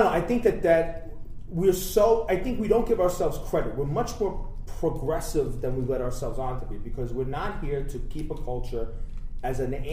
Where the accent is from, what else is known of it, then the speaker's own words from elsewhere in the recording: Ireland; No, because listen, listen. I'm an Irish. I can say this.